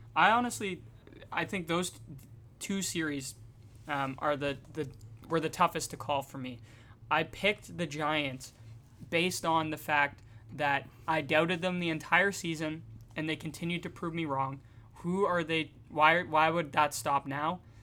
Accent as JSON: {"language": "English", "country": "Canada", "said": "We're, we're Canadian"}